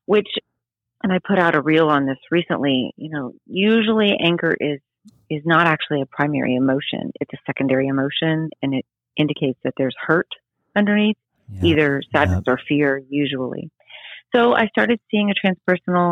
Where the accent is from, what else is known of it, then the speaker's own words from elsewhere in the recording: New Orleans, Louisiana, United States; now in St. Petersburg, Florida, United States; I grew up outside of New Orleans